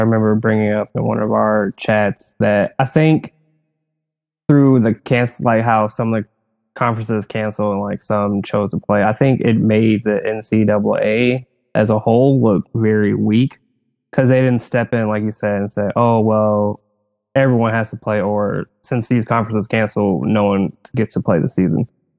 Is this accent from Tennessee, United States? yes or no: no; Toledo, Ohio, United States; also born or lived in Chicago, Illinois; I was born in Chicago. We moved to Toledo when I was seven.